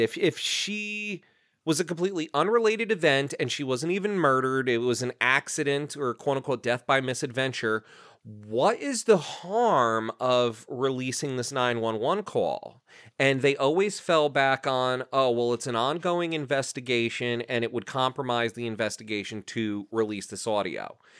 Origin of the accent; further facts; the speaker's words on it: New Jersey, United States; where I grew up in New Jersey